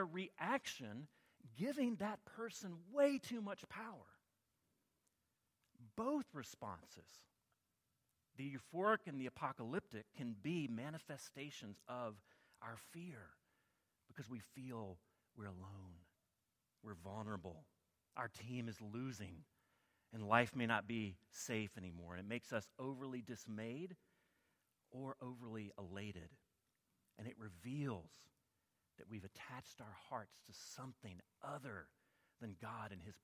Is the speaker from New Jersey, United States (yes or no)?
no; Alabama, United States; I grew up in Alabama